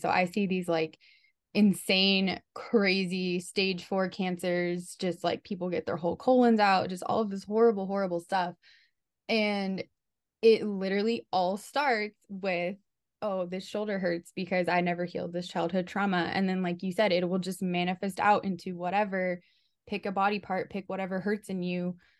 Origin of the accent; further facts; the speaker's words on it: Southern California, United States; moved away as an adult; now in New York, United States; I'm from Southern California, um, and I've never been to New York, and I just moved here for a job.